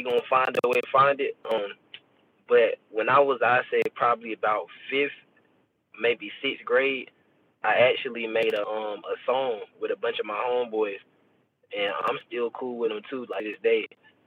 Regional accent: Tuscaloosa, Alabama, United States; I'm from Alabama, bro. I'm from Alabama. I'm from Tuscaloosa, Alabama.

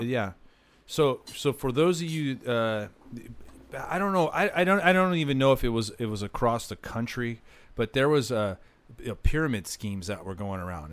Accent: Orange County, Southern California, United States; growing up in Southern California, especially in Orange County, uh, LA area

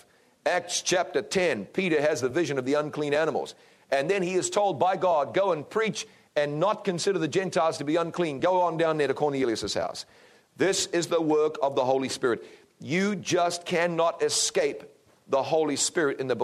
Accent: New Zealand; New Zealand, my home country

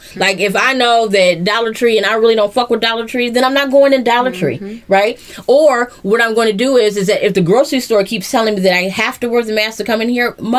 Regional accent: Cleveland Heights, Ohio, United States; I grew up in Cleveland Heights.

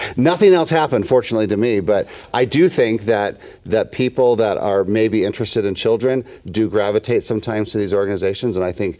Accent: Illinois, United States; now in Utah, United States; I grew up in Illinois

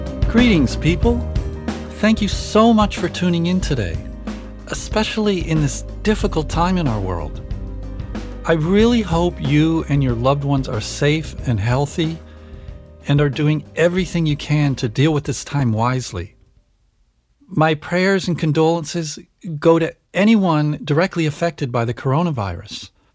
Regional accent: Canada; moved away; also born or lived in United States / Switzerland; I was born and raised in Canada and schooled in the US

